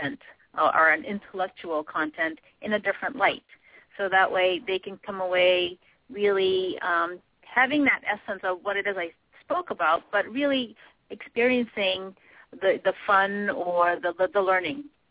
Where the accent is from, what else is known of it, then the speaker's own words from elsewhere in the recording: Boston, Massachusetts, United States; also born or lived in Philippines; I grew up really in the city here, so in the Boston area, but I was born in the Philippines